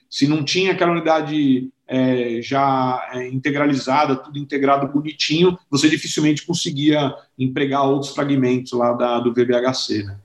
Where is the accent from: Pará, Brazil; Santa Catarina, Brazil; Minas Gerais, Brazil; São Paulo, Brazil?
São Paulo, Brazil; sou original aqui de São Paulo, né? Então eu nasci aqui é, em São Paulo, estudei aqui no Colégio Rio Branco